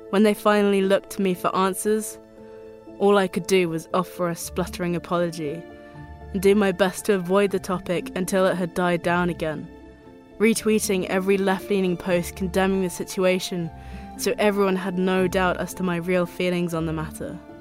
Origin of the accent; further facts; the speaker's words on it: a suburban town in the south of England, United Kingdom; I was born in a suburban town in the south of England on April 23rd.